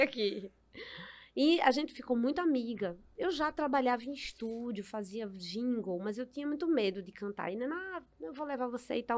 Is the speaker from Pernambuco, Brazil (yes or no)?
yes; Recife, Pernambuco, Brazil; minha infância foi toda na, em Casa Amarela, né? Uhum. No Alto do Mandu